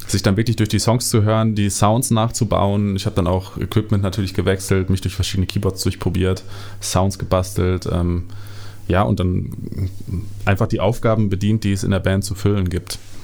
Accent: Bad Berleburg, North Rhine-Westphalia, Germany; moved away; ich komme aus Bad Berleburg. Ähm, das ist eine Kleinstadt, eine sehr, sehr kleine Stadt, ähm, unten in NRW, in Südwestfalen, mhm. Ähm, die sehr abgelegen ist und ähm, da bin ich aufgewachsen

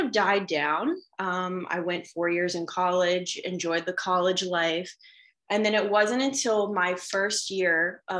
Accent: Cincinnati, Ohio, United States; now in West Virginia, United States; I currently live in West Virginia. I'm originally from Cincinnati, Ohio

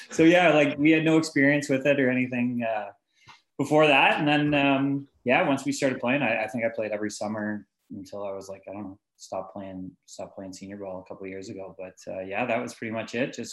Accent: Vancouver, British Columbia, Canada; also born or lived in Oakville; I actually didn't start playing um, when I was living in Oakville. We moved uh, we moved out west to Vancouver when I was like four or five.

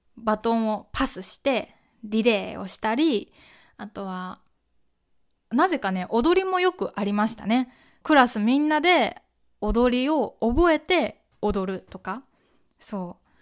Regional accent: Kyoto, Japan; この私みたいな京都出身の人

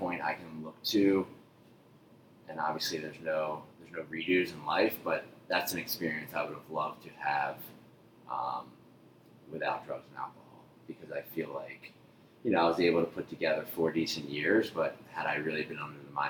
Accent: Haddonfield, New Jersey, United States; I grew up in South Jersey, a little town called Haddonfield, right outside of Philadelphia.

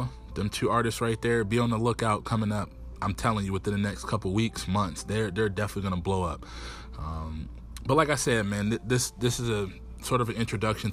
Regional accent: Erie, Pennsylvania, United States; I'm originally from Erie, Pennsylvania, 814 to Foe, 23rd and East Ave

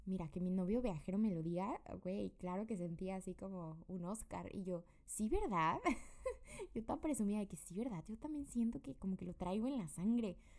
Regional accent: Querétaro, Mexico; moved away as an adult; vengo de México

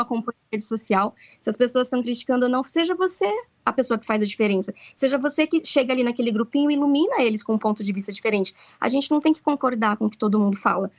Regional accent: Brazil; now in Okinawa, Japan; Nós somos brasileiros aqui

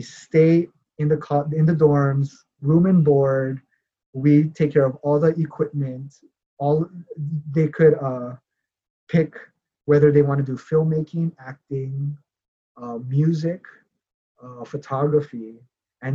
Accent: Hawaii, United States; moved away; also born or lived in Los Angeles; growing up in Hawaii

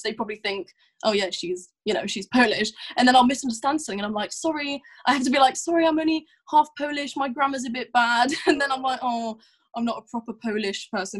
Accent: Leicester, East Midlands, United Kingdom; also born or lived in Morocco; now in Northampton, United Kingdom; I spent my you know the rest of my youth teenage years in Leicester

